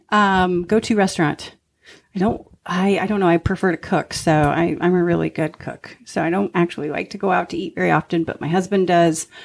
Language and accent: English; Thompson Falls, Montana, United States; So I moved my whole life and I claim Montana because I lived there the longest and Montana's close to my heart. Plus, We're at Montana. A little tiny town called Thompson Falls.